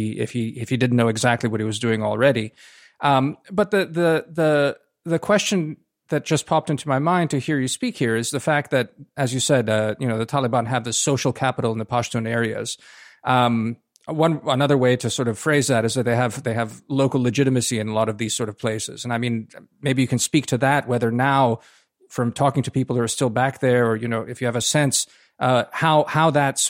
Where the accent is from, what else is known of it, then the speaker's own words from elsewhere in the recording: United States; as an American looking at all of this